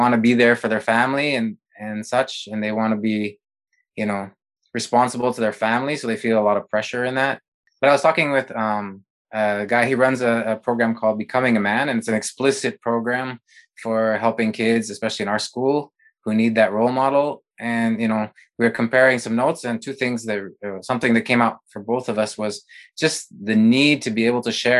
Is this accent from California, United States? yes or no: no; Montana, United States; I grew up in Montana